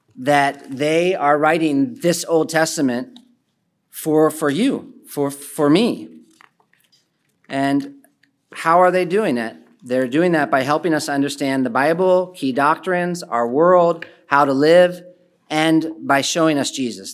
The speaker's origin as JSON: {"language": "English", "town": "Philadelphia", "region": "Pennsylvania", "country": "United States", "said": "the city I'm from, I'm from Philadelphia"}